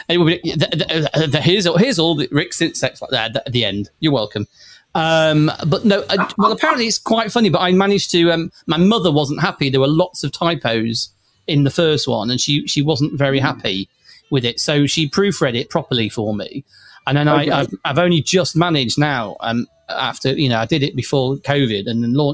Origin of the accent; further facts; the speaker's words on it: Manchester, North West England, United Kingdom; I hail from Manchester